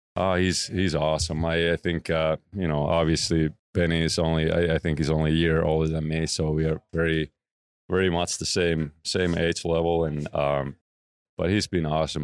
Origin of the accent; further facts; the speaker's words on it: Oulu, North Ostrobothnia, Finland; moved away; close to my hometown, Oulu. Um, that's where I was born